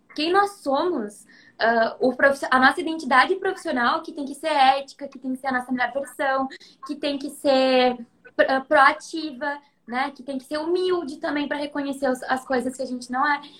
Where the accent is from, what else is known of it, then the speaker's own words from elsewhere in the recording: Taquara, Rio Grande do Sul, Brazil; also born or lived in Porto Alegre / Gramado; em Taquara, que é minha cidade natal